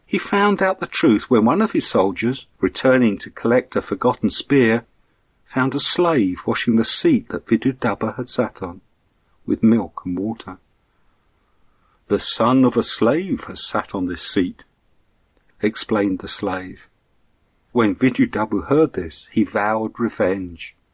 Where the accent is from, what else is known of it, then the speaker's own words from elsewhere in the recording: England, United Kingdom; But then I'm an Englishman with that sense of fair play too.